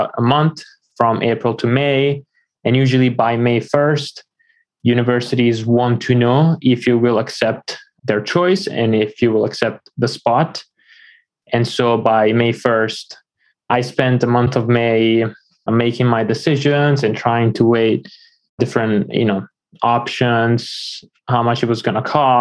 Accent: Florence, Tuscany, Italy; moved away as an adult; also born or lived in Washington, D.C.; now in United States; I am from Italy originally. I was born in Florence. A few years ago, I moved to the United States

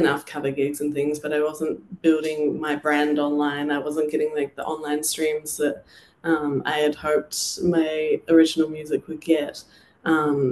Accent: New Zealand; moved away as an adult; my hometown, there was a few places I played

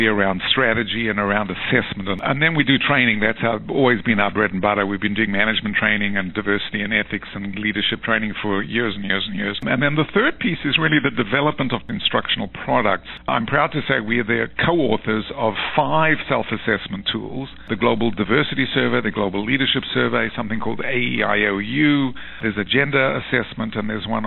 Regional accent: South Africa; moved away as an adult; also born or lived in United Kingdom; now in New York, United States; I'm South African originally. I left South Africa as a young man under the apartheid system

